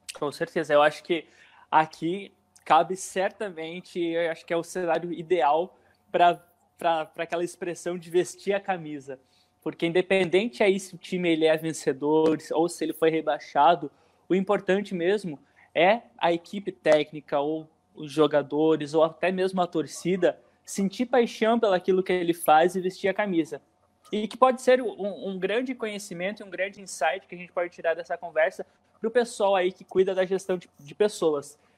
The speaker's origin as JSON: {"language": "Portuguese", "town": "Ponta Grossa", "region": "Paraná", "country": "Brazil", "tie": "born or raised there", "said": "da cidade onde eu nasci, da onde eu cresci, da onde eu vivi, que é Ponta Grossa"}